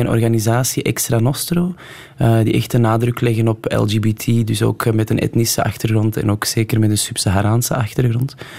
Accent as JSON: {"language": "Dutch", "town": "Antwerp", "region": "Flanders", "country": "Belgium", "tie": "born or raised there", "said": "ik ben op het Kiel opgegroeid"}